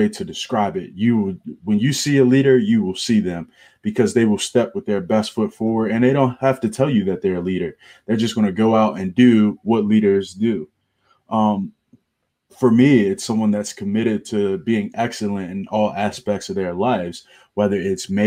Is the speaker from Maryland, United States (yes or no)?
yes; Baltimore, Maryland, United States; moved away as an adult; also born or lived in Clemson, South Carolina; I am from Baltimore, Maryland. I grew up around East Baltimore.